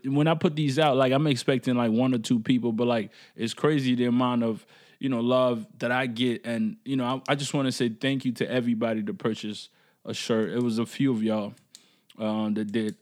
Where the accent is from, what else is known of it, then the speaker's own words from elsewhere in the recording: Canada; as Canadian